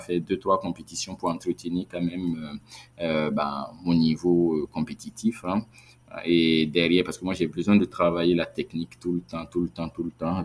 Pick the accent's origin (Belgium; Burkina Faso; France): Burkina Faso; en tant que Burkinabé